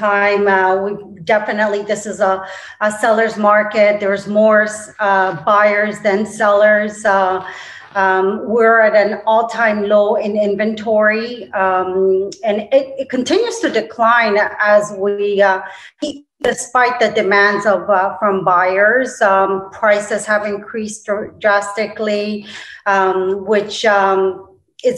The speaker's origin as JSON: {"language": "English", "town": "Toronto", "region": "Ontario", "country": "Canada", "tie": "born or raised there", "also_born_or_lived": "Colombia", "moved": "yes", "said": "I was born originally in Colombia, South America. I grew up in Toronto, Canada"}